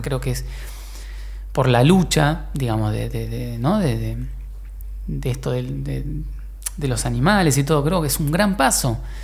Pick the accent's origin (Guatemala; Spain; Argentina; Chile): Argentina; also born or lived in Mexico; me fui de acá de, de Argentina.